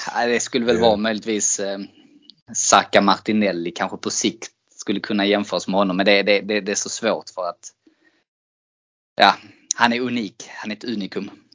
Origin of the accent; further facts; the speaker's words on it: Sweden; som svensk